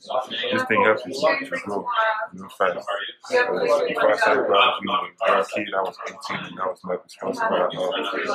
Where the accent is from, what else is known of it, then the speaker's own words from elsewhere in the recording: Ireland; I'm from Ireland, man. I was living with my friends, so that's like an 8-hour flight between my island and where I was.